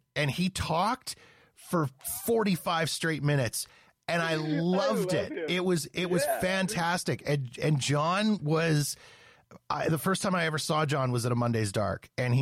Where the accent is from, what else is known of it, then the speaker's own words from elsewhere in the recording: Canada; now in Calgary, Canada; as a Canadian